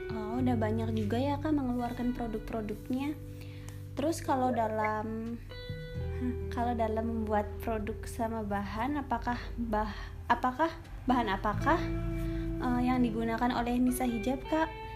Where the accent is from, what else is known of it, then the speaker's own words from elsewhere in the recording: Cirebon, West Java, Indonesia; Saya berasal dari Cirebon, kelahiran tahun